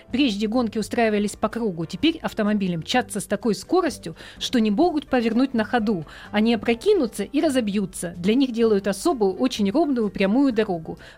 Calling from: Yakutsk, Sakha Republic, Russia; я из Якутска, мне 9 лет.

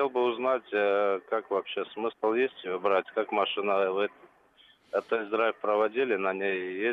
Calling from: Krasnodar, Krasnodar Krai, Russia; я из Краснодара звоню.

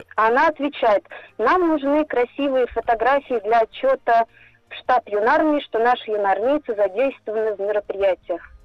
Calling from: Moscow Oblast, Russia; Я звоню из Московской области.

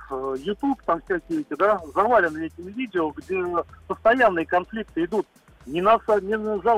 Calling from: Noginsk, Moscow Oblast, Russia; город Ногинск.

